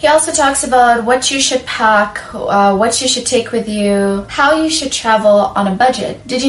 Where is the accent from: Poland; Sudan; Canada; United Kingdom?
Sudan; moved away; I'm from Sudan, I'm African